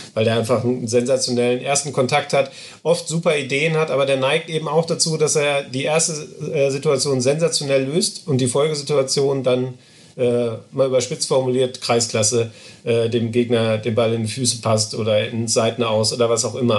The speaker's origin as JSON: {"language": "German", "town": "Essen", "region": "North Rhine-Westphalia", "country": "Germany", "tie": "born or raised there", "said": "ich bin in Essen geboren"}